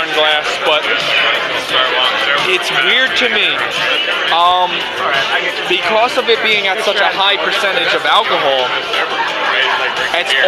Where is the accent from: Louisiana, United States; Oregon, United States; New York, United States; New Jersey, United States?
New York, United States; now in San Diego, United States; I'm a New Yorker